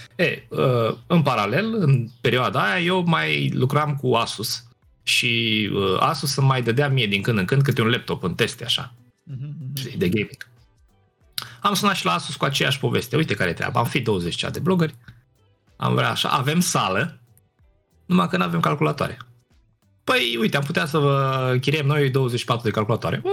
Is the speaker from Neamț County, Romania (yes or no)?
yes; Piatra Neamț, Neamț County, Romania; Eu sunt din Piatra Neamț, acolo am copilărit